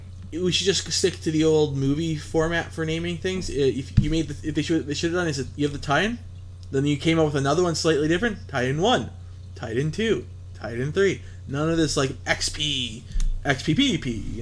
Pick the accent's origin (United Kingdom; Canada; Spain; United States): Canada; we're Canadian